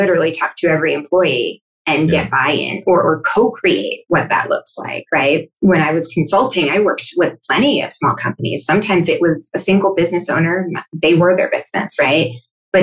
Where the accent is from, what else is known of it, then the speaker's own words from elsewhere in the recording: Sweden; I'm from Sweden